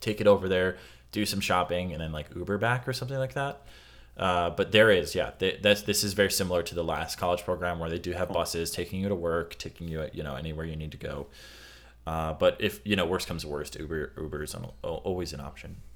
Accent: Midwest, United States; I'm from the Midwest

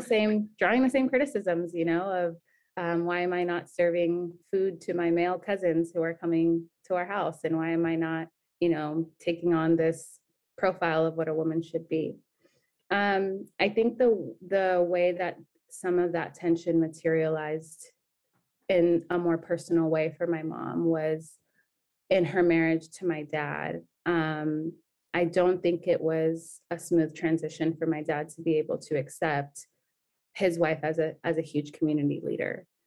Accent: San Diego, California, United States; also born or lived in Nairobi, Kenya; we came to San Diego when I was four years old. Um, we were living in, in Kenya. I was born in Nairobi while we were living in a refugee camp

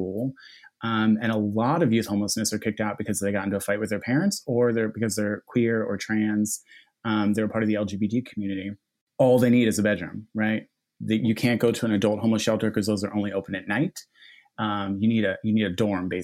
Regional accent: Philadelphia, Pennsylvania, United States; So I grew up in Philly. I grew up in Fishtown

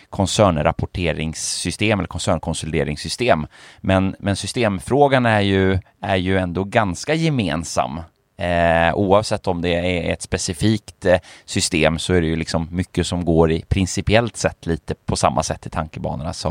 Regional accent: Finland; moved away; also born or lived in Sweden; Jag jag är ju född finsk va

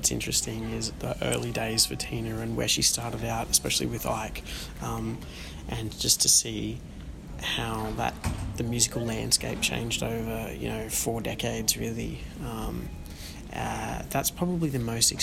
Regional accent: Australia; being Australian

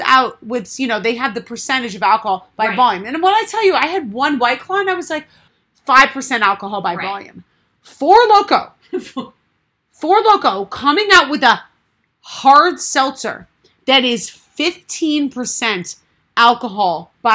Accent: New England, United States; We are both from New England

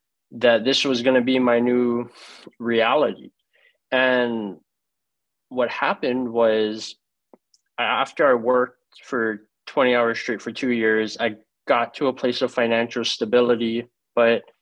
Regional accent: Hawaii, United States; moved away as an adult; now in Florida, United States; I was born and raised in Hawaii, and I grew up with my grandparents

